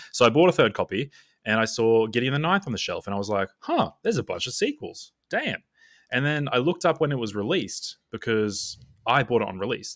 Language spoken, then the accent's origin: English; Australia; I'm Australian